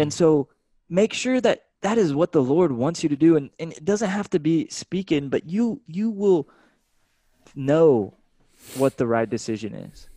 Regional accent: Austin, Texas, United States; I'm from Austin, Texas, you know, this super artistic place.

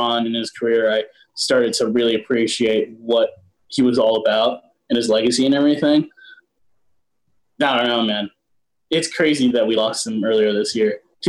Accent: Chicago, Illinois, United States; moved away; I grew up in Chicago in that era and everything.

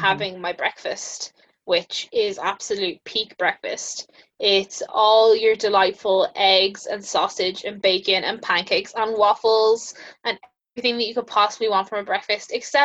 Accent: Ireland; I'm actually from Ireland

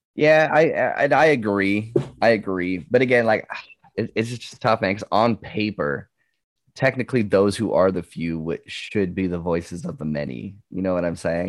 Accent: Canada; As a Canadian

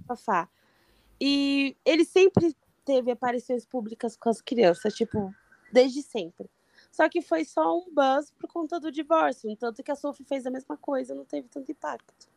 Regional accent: São Paulo, Brazil; eu sou de São Paulo, mas eu não moro no, na capital

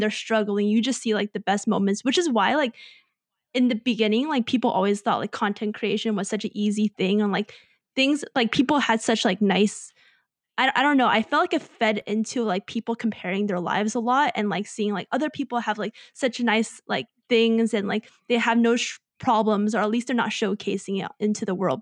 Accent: United States; growing up in America

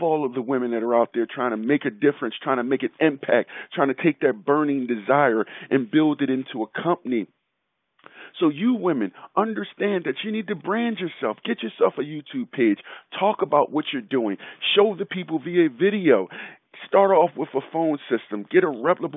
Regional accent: Philadelphia, Pennsylvania, United States; growing up in Philadelphia

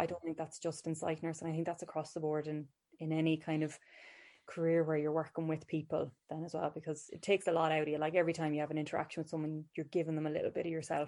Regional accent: Ballinasloe, Connacht, Ireland; I'm from Ballinasloe.

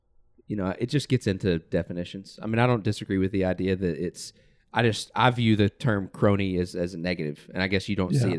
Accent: the South, United States; We grew up in the South.

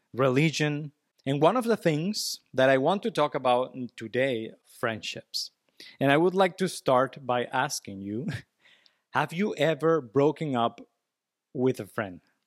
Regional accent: Venezuela; English is a second language; I'm from Venezuela.

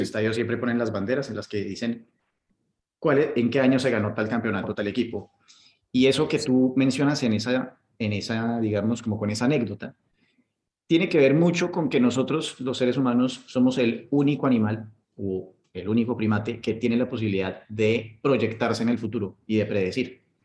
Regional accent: Colombia; now in United Arab Emirates; nos están pateando el culo a los colombianos

